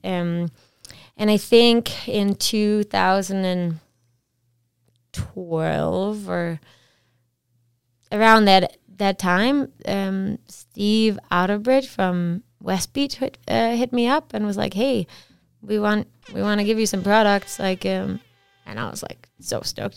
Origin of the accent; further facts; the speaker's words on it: Esbjerg, Southern Denmark, Denmark; moved away as an adult; also born or lived in Whistler, Canada; now in Canada; I'm from a town called Esbjerg. It's like on, on on the water an hour and a half from Germany. And yeah, I grew up there and lived there till I was about twenty